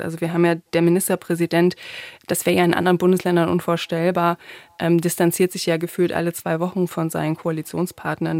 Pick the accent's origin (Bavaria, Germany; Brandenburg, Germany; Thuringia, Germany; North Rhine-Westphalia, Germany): Thuringia, Germany; moved away; also born or lived in Saxony; also ich bin ja in Thüringen aufgewachsen